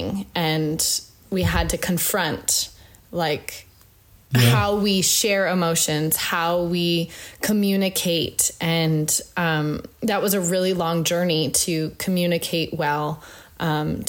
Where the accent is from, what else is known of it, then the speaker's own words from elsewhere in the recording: Northern Canada, Canada; moved away; I grew up very like in Northern Canada. Like we were 2 hours from a grocery store.